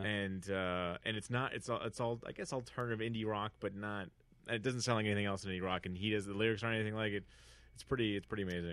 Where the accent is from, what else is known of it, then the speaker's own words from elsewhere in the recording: Northern California, United States; now in Los Angeles, United States; growing up in Northern California in a very rich white beach enclave